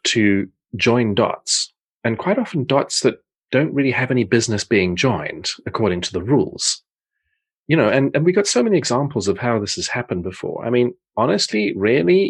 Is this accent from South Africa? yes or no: yes; South Africa; moved away as an adult; also born or lived in Portsmouth, England / Netherlands; now in Zeist, Netherlands; I grew up in South Africa, but I was born in Portsmouth in the south of England.